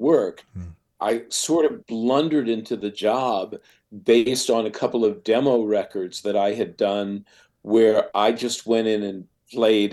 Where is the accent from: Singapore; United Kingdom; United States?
United States; Long Island, New York; I grew up on Long Island, relatively proximate to New York City